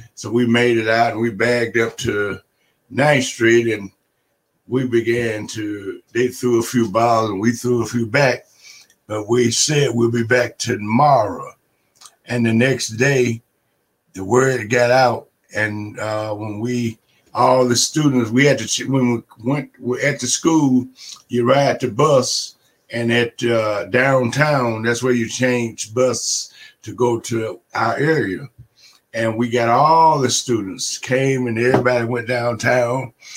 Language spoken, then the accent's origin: English; Chattanooga, Tennessee, United States; I grew up in Chattanooga, Tennessee.